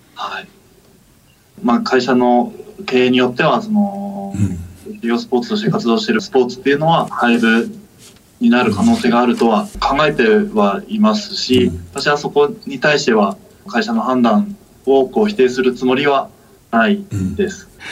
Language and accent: Japanese; Kagoshima, Japan; moved away as an adult; also born or lived in Fukuoka; 私の地元である鹿児島の鴨木陸上競技場